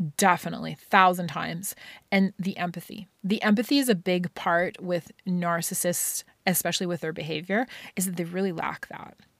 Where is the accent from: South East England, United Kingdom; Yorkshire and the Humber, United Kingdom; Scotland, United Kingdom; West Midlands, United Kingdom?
Scotland, United Kingdom; growing up in Scotland